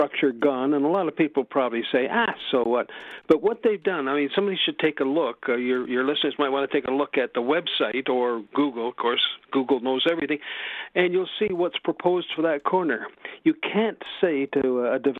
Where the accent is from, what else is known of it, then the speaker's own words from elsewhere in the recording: Toronto, Ontario, Canada; I grew up in Toronto.